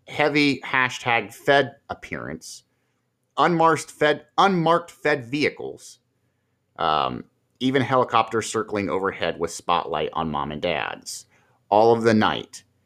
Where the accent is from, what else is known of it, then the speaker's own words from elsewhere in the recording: Marion, Ohio, United States; here in my hometown